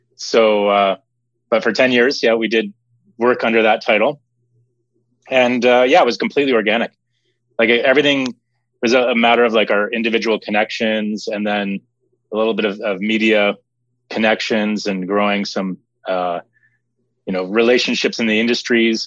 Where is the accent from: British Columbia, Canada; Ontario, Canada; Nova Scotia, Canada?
Ontario, Canada; Mount Zion; I grew up uh, just outside of Toronto in Canada, small little hamlet called Mount Zion